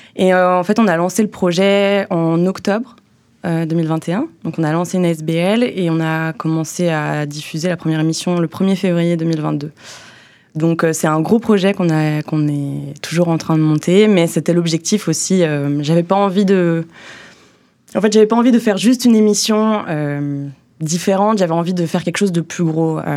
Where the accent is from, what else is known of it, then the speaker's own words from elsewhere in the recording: Haute-Savoie, Auvergne-Rhône-Alpes, France; also born or lived in Montreal, Canada / Bordeaux, France; now in Brussels, Belgium; chez moi, à Haute-Savoie